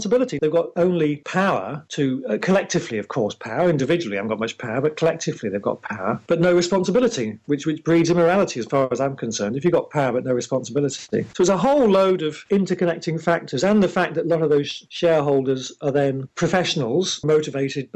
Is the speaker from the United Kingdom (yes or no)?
yes; England, United Kingdom; I'm English